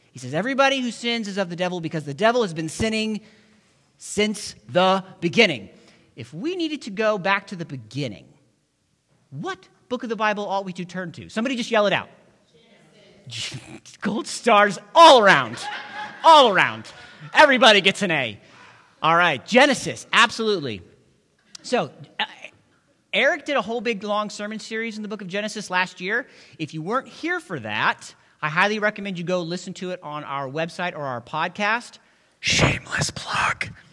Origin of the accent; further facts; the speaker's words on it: the South, United States; I grew up in the South, and where I'm from, we used to say, We're all God's children